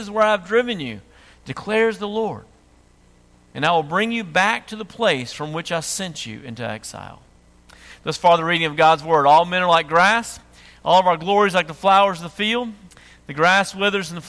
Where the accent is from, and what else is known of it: United States; accent: redneck